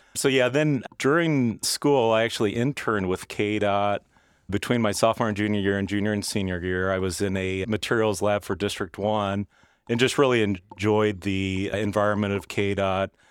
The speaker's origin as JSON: {"language": "English", "town": "Stilwell", "region": "Kansas", "country": "United States", "tie": "born or raised there", "said": "I grew up in Stillwell, Kansas, which is kind of the unincorporated southern part of Johnson County."}